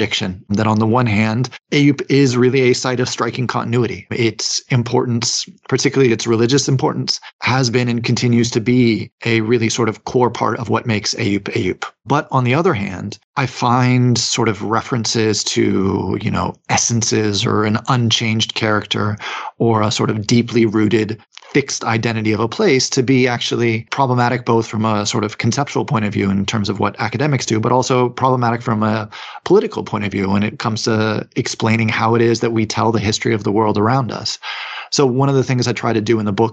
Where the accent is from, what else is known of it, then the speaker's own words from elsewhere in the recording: United States; I'm from the United States